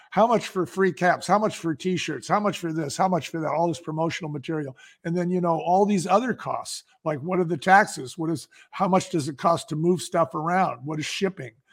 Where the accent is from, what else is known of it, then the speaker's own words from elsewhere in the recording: San Francisco, California, United States; I grew up in San Francisco